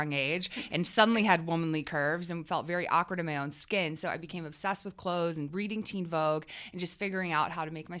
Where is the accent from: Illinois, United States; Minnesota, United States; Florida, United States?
Florida, United States; Clearwater Beach; moved away as an adult; also born or lived in Alabama; I grew up in Clearwater Beach, Florida